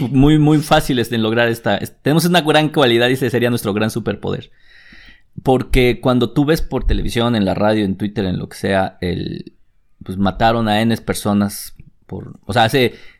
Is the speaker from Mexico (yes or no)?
yes; Mexico; como mexicano